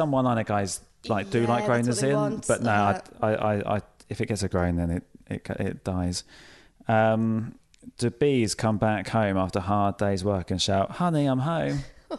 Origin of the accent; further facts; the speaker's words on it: Folkestone, South East England, United Kingdom; I come from Folkestone in Kent, which is where the Channel Tunnel starts